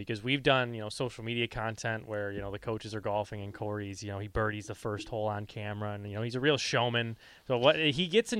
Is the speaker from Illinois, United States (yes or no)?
yes; Chicago, Illinois, United States; And I'm from the Windy City, so it's funny.